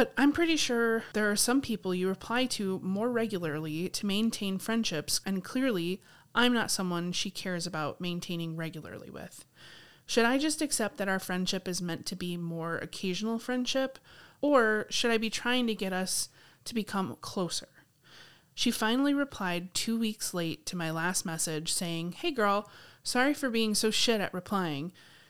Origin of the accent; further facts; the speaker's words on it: Sydney, New South Wales, Australia; She's from Melbourne, I'm from Sydney, and we both studied in Canberra.